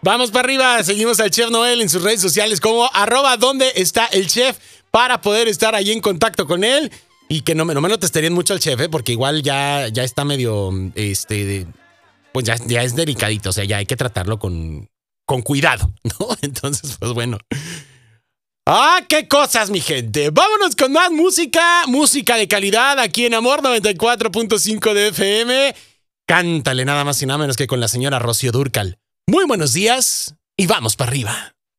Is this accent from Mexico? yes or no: yes; Mexico; now in United States; nosotros como mexicanos